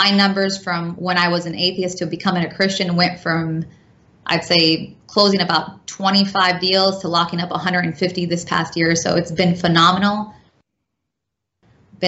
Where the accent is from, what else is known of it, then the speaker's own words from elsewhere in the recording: California, United States; also born or lived in Dearborn, Michigan; now in Tampa Bay, United States; I was raised in California, moved to Dearborn, Michigan